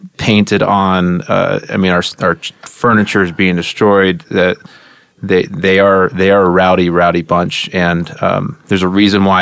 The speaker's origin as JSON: {"language": "English", "town": "Edmond", "region": "Oklahoma", "country": "United States", "tie": "born or raised there", "moved": "as an adult", "lives_now": "Colorado, United States", "said": "grew up in Oklahoma"}